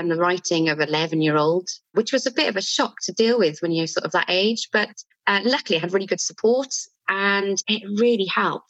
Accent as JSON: {"language": "English", "region": "Wales", "country": "United Kingdom", "tie": "born or raised there", "also_born_or_lived": "Bristol", "accent": "Welsh", "said": "I've lived in Wales all my life, really. I went to Bristol for a little while"}